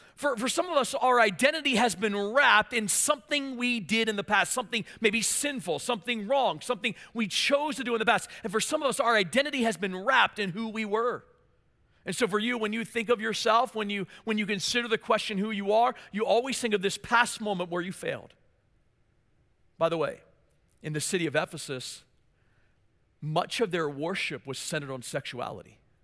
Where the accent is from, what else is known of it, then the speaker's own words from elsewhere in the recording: Maryland, United States; moved away; I was from Maryland, of course, and so my dream was to play for the Baltimore Orioles